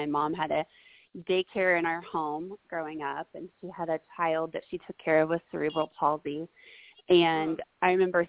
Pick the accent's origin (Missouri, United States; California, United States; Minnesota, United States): Missouri, United States; Springfield; I'm from Springfield, Missouri